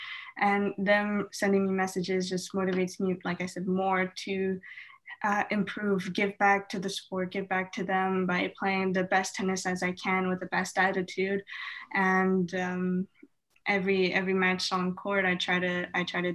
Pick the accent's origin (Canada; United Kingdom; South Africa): Canada; us Canadians